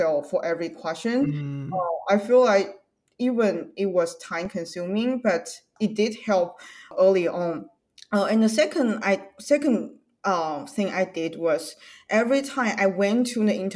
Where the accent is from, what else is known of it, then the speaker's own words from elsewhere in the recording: China; English is a second language; now in United States; I'm from China, so English is not my native language